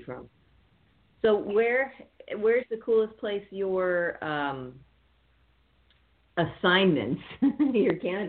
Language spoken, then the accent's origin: English; California, United States; I'm originally from California